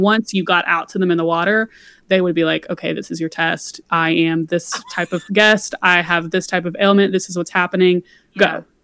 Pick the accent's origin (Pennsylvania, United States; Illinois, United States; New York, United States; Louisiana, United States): Louisiana, United States; moved away; I'm from Louisiana originally